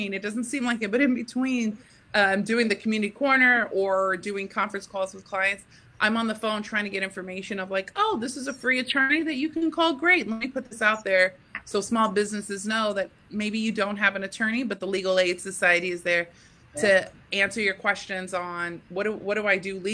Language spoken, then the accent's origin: English; Texas, United States; now in Staten Island, United States; I'm from Texas, but I live in Staten Island.